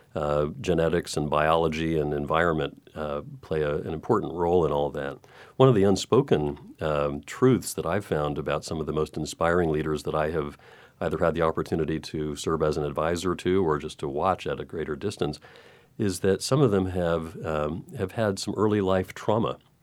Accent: Texas, United States; moved away; I grew up in Texas

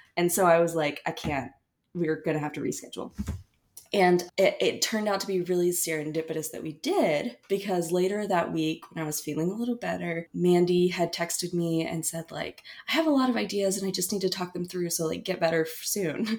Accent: Asheville, North Carolina, United States; moved away as an adult; now in Fort Polk, United States; I'm from Asheville, North Carolina, currently stationed at Fort Polk, Louisiana

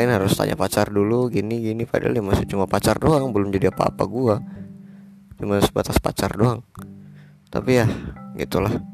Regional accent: Gorontalo, Indonesia; born there; Gue lahir di Gorontalo Provinsi Gorontalo tepatnya di kota Gorontalo 2001 Februari

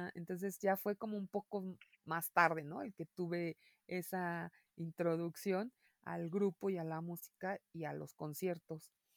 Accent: Mexico

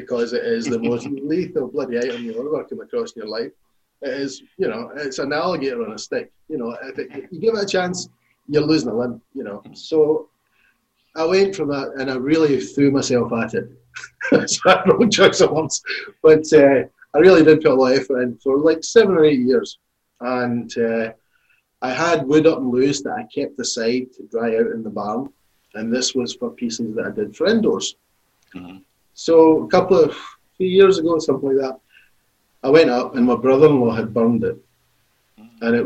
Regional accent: Glasgow, Scotland, United Kingdom; growing up in Glasgow's unique for that.

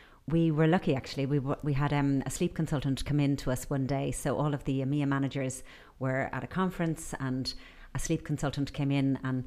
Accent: Ireland; I grew up in Ireland

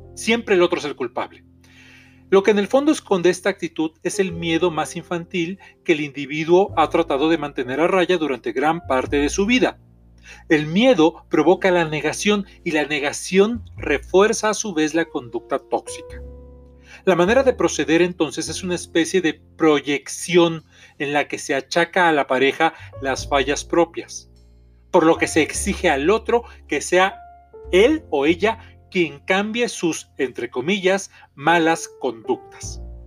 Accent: Mexico; soy terapeuta mexicano

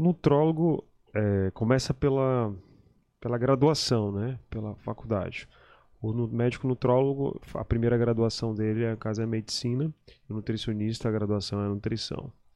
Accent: São Luís, Maranhão, Brazil; also born or lived in Belém, Pará, Brazil; eu nasci em Belém e pequeno, quando eu era bem pequeno, antes de, de, de ficar escolar, meu pai foi transferido, meu pai era técnico da Eletronorte, ele foi transferido de Belém para cá, para São Luís.

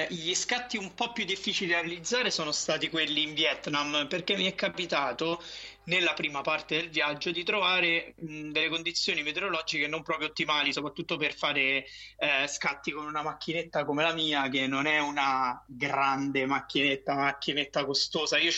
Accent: Rome, Lazio, Italy; moved away as an adult; io sono di Roma, Ah, nato romano. e vissuto a Roma fino ai vent'anni.

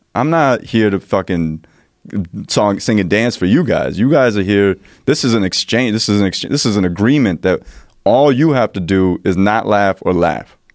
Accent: New Jersey, United States; I'm from Jersey

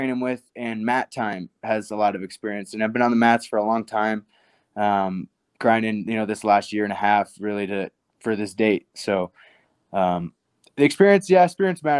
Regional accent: Nebraska, United States; I'm from Nebraska.

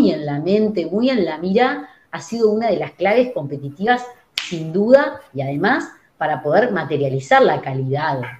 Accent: Uruguay; yo fui criado en Uruguay, fui y estoy con ese mindset

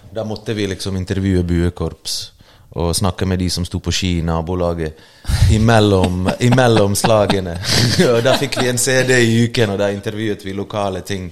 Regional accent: Bergen, Vestland, Norway; also born or lived in Bosnia and Herzegovina; jeg vokste opp i Løvstakken, sosiale boliger

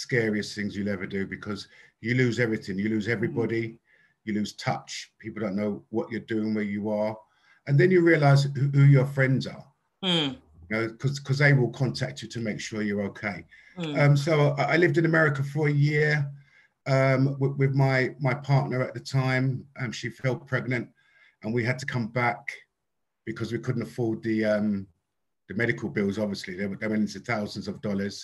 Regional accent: London, United Kingdom; I'm originally from South London. Lived with my mum and dad up until the age of 16.

